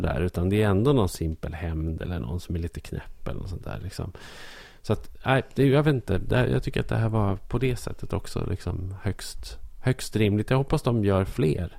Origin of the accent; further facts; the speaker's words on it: Norrland, Sweden; som norrlänning